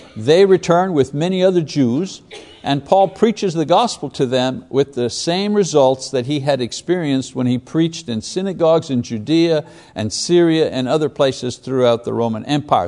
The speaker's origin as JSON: {"language": "English", "region": "Quebec", "country": "Canada", "tie": "born or raised there", "said": "I was a Catholic growing up in Quebec."}